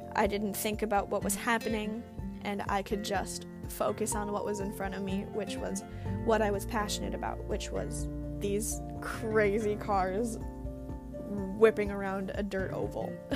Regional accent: Green Bay, Wisconsin, United States; I was born and raised in Green Bay, Wisconsin.

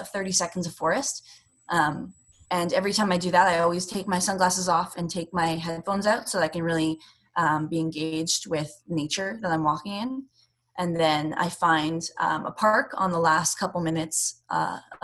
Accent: Canada; I'm not American. And when you're a Canadian competing in America

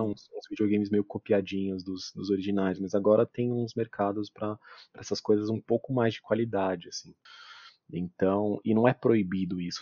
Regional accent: Brazil; como brasileiro

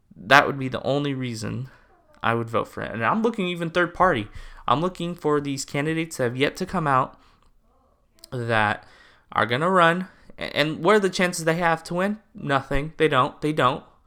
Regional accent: California, United States; I'm from California

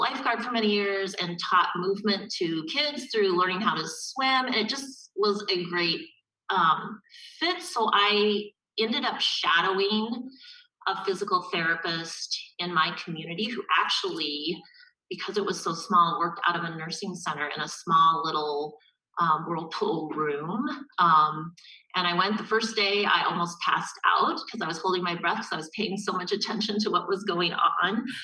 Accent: Julesburg, Colorado, United States; moved away as an adult; also born or lived in Kansas / Rochester, Minnesota / Park City, Utah; now in St. Peter, United States; I grew up in Julesburg, Colorado, which is a small little town. I grew up on a farm

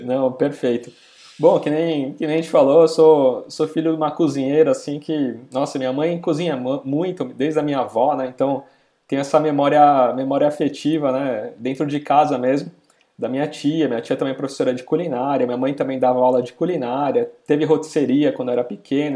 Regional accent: São Paulo, Brazil; Eu sou da região aqui da Moca, de São Paulo

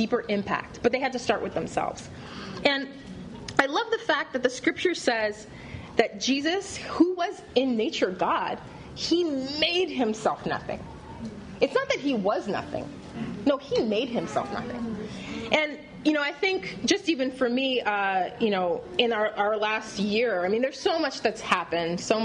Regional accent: Canada; moved away; also born or lived in Paris / Los Angeles / Chennai; being Canadian and coming from a first world country

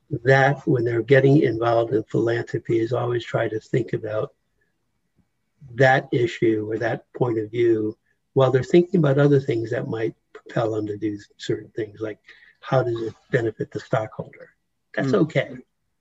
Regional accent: United States; here I was born in the United States

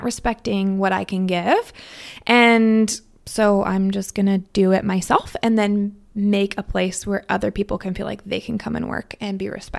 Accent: Stanwood, Washington, United States; So I grew up in Stanwood. So just, I mean, you have to drive through Stanwood to get here to Camino.

